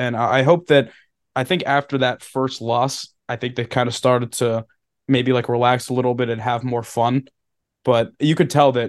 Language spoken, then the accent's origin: English; Media, Pennsylvania, United States; my hometown media PA on the map